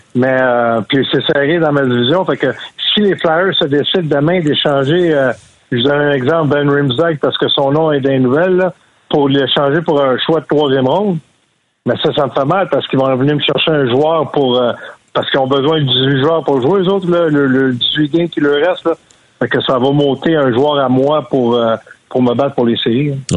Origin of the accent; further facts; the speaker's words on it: Montreal, Quebec, Canada; j'ai grandi à Rivière-des-Prairies